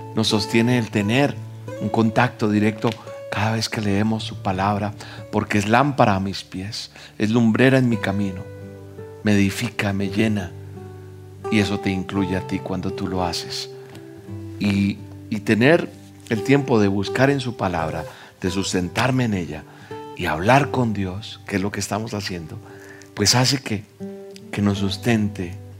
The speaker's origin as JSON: {"language": "Spanish", "country": "Colombia", "said": "Yo soy colombiano"}